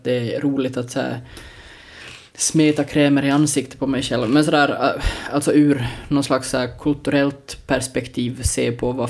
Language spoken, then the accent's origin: Swedish; Porvoo, Uusimaa, Finland; Så här är det, vi, alltså, jag menar, vi är från Borgå.